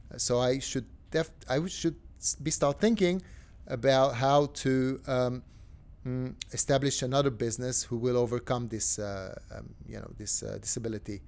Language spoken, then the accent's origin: English; Tel Aviv, Tel Aviv District, Israel; I'm from Tel Aviv